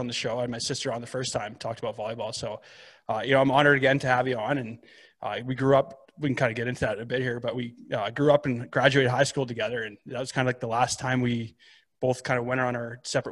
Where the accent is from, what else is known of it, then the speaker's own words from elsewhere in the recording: Lethbridge, Alberta, Canada; now in Calgary, Canada; growing up in Lethbridge